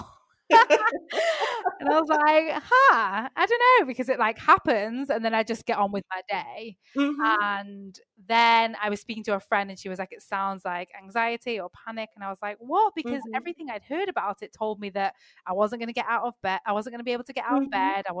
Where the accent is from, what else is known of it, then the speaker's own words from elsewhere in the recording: Manchester, North West England, United Kingdom; also born or lived in south of France; now in France; I'm actually living in south of France right now, which is not where my accent is from. but I'm from the UK. I'm from Manchester in England.